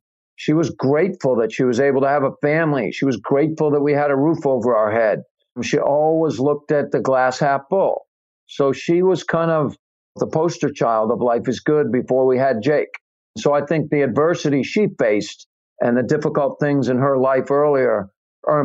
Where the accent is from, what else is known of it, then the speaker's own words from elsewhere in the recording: New England, United States; I'm from New England.